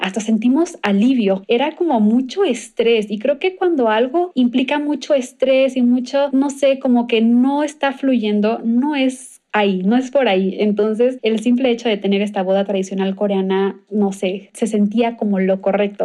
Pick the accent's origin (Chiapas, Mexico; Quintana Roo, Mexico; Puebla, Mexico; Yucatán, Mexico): Quintana Roo, Mexico; Cancún; en Cancún, de donde yo soy